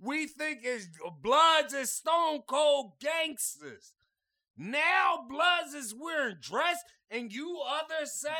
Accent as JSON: {"language": "English", "town": "Philadelphia", "region": "Pennsylvania", "country": "United States", "said": "I'm from Philadelphia."}